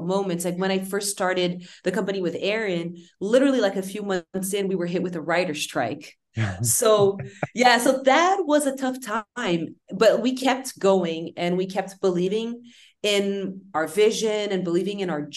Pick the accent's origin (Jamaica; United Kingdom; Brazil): Brazil; we grew up in Brazil